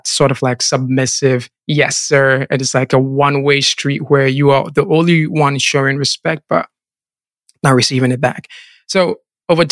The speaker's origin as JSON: {"language": "English", "town": "Kumasi", "region": "Ashanti", "country": "Ghana", "tie": "born or raised there", "said": "I was born and raised in Ghana, specifically in the Ashanti region, Kumasi, into a Christian family."}